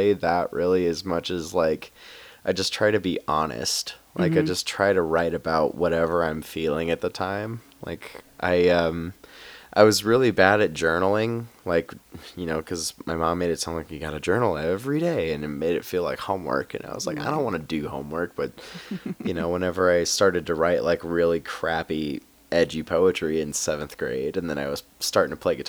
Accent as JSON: {"language": "English", "town": "Union", "region": "Missouri", "country": "United States", "tie": "born or raised there", "also_born_or_lived": "Denver", "moved": "as an adult", "lives_now": "Fort Collins, United States", "said": "I lived in my hometown of Union, Missouri for about a year after I came out"}